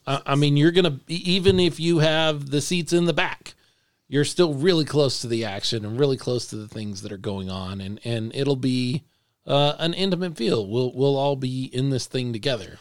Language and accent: English; Dallas, Texas, United States; now in San Antonio, United States; I grew up in North Texas for the first thirty years or so of my life